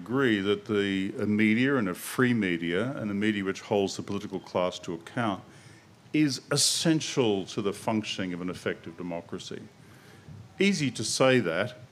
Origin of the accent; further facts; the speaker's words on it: Queensland, Australia; I come from a one newspaper state, Queensland